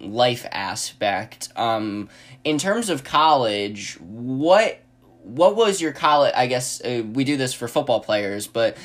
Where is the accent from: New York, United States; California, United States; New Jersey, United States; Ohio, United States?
New York, United States; I'm from New York